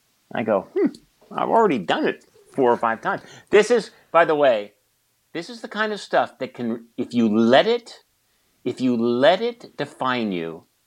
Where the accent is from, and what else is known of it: California, United States; born or raised there; also born or lived in San Francisco